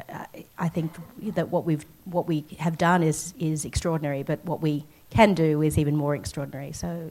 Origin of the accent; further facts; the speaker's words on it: Sydney, New South Wales, Australia; moved away as an adult; also born or lived in Singapore / Hong Kong; I grew up in Sydney, but I left Australia in about 1992, so I'm a lot older than a lot of you in the audience. And I worked in Singapore